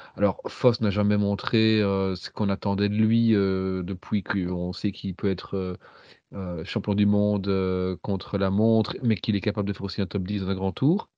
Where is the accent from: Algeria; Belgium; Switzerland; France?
Belgium; en tant que Belge